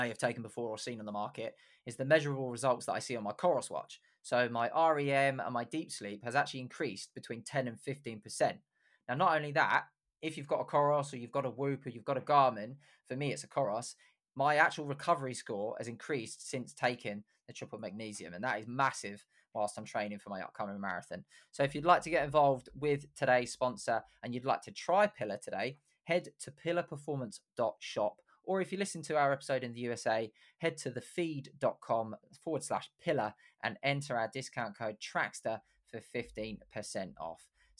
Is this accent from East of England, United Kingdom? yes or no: yes; Luton, East of England, United Kingdom; born there; I was born in Luton. People from Luton don't do that.